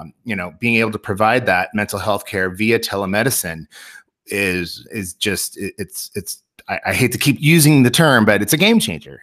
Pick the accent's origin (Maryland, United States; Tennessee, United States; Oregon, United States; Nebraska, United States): Nebraska, United States; where we grew up in Nebraska, where you could drive twenty minutes to Lincoln